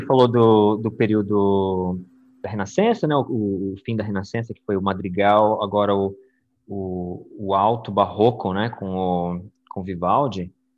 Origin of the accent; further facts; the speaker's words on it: São Paulo, Brazil; moved away as an adult; now in Florida, United States; eu sou de São Paulo